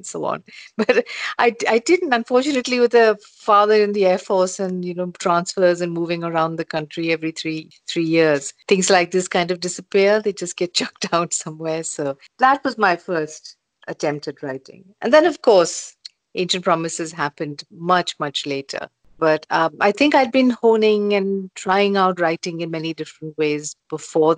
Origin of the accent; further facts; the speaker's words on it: India; when I was growing up in India